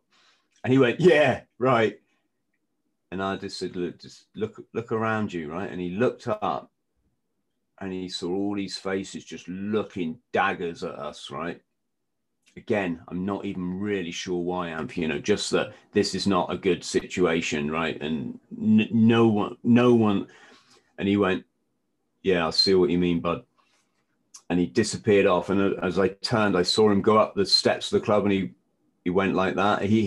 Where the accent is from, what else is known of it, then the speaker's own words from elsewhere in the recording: England, United Kingdom; I'm English